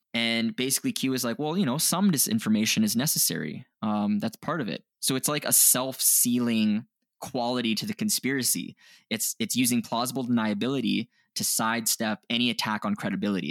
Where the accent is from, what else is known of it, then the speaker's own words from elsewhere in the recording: Canada; we're Canadian